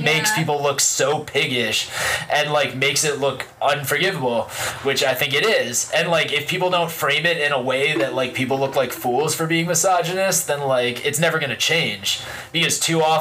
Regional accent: United States; growing up in the time that we grew up in America

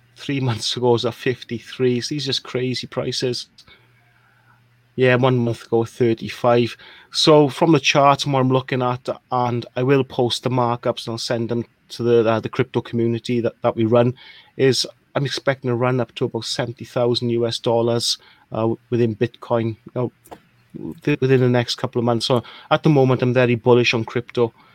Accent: Wales, United Kingdom; moved away; also born or lived in Birmingham, United Kingdom; I'm from a small country called Wales, which explains the accent.

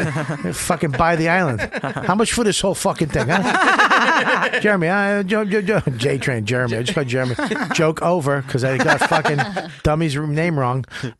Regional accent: Boston, Massachusetts, United States; now in New York, United States; I'm from Boston and now New York.

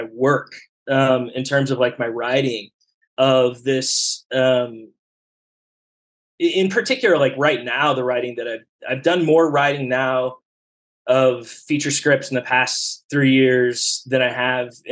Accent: Dallas, Texas, United States; moved away as an adult; also born or lived in upstate New York / San Francisco; I grew up in Oak Lawn in Dallas

